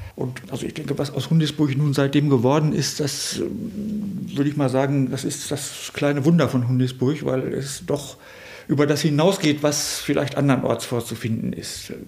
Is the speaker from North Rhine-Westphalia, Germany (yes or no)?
yes; Höxter, North Rhine-Westphalia, Germany; meine Heimat, Höxter